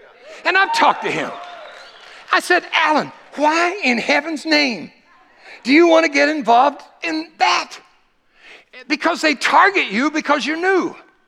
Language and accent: English; United States; I thank God that I'm an American. I thank God that he allowed me to be born here.